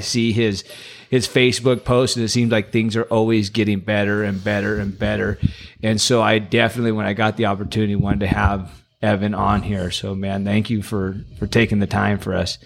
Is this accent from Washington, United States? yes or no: no; Los Banos, California, United States; born and raised in Los Banos my whole life